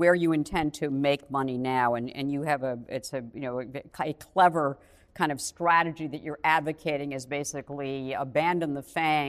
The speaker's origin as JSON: {"language": "English", "region": "New England", "country": "United States", "said": "Because I'm from the New England area"}